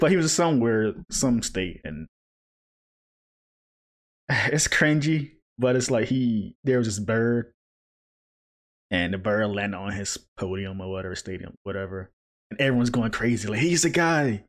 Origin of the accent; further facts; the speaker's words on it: a small town in the South, United States; moved away; came from a smaller town, so a lot of rednecks and stuff, so not surprised there in the South